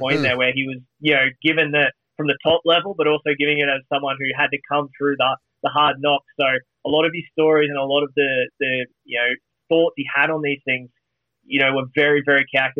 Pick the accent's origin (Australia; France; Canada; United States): Australia; as an Australian